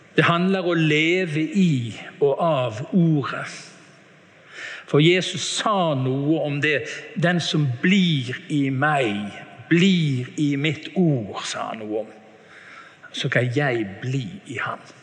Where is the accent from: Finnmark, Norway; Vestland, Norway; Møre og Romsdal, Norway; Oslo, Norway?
Vestland, Norway; Bergen; Jeg hadde besøk hjemme i Bergen av en tante